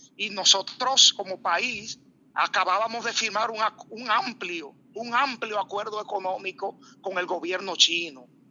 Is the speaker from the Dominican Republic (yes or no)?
yes; Dominican Republic; como los dominicanos